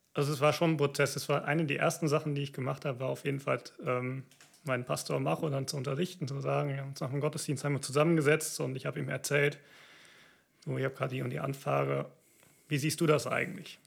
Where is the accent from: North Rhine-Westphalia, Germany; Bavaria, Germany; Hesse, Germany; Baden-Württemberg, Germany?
North Rhine-Westphalia, Germany; Siegerland; now in Cologne, Germany; Ich komme aus dem Siegerland, so der südöstlichste Zipfel Nordrhein-Westfalens